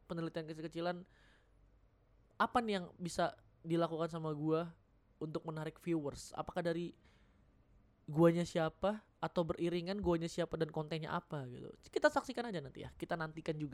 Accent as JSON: {"language": "Indonesian", "region": "North Sumatra", "country": "Indonesia", "said": "Nah, gue sebagai orang Batak sangat relate gitu loh."}